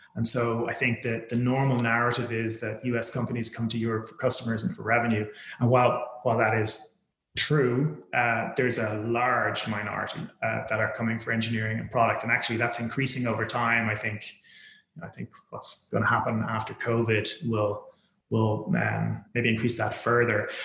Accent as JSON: {"language": "English", "country": "Ireland", "tie": "born or raised there", "also_born_or_lived": "United States / United Kingdom", "moved": "as an adult", "said": "I was born and raised in Ireland"}